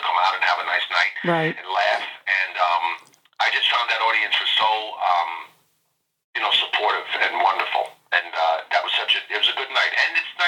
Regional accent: New York City, New York, United States; I'm from Queens, New York

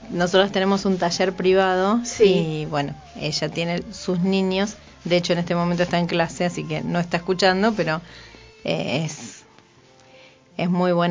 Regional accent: Campana, Buenos Aires Province, Argentina; now in Neuquén, Argentina; Yo soy de Campana, tenemos, no conocía tu historia eh, muy antigua, pero tenemos varias cosas en común. Soy de Campana, o sea, tampoco soy nacida

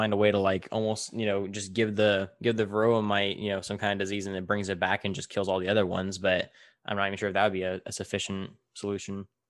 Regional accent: Tulare, California, United States; I, I grew up in, in, you know, I don't know if you've ever heard Tulare

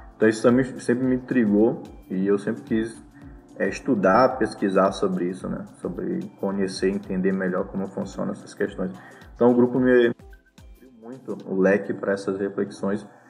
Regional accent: Maranhão, Brazil; eu também sou dessa região, sou maranhense

